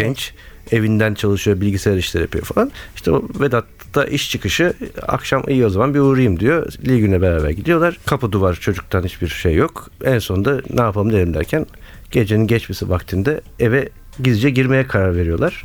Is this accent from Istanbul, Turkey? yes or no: yes; Istanbul, Turkey; moved away as an adult; now in Izmir, Turkey; İstanbul'un e, Bağdat Caddesi Suadiyeliyim